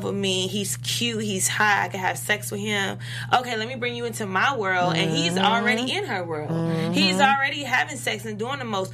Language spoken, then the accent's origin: English; the South, United States; I come from the South.